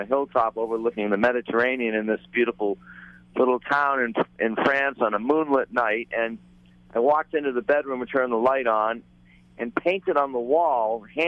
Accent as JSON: {"language": "English", "region": "New Hampshire", "country": "United States", "tie": "born or raised there", "also_born_or_lived": "Key West, Florida", "moved": "as an adult", "said": "I grew up in New Hampshire"}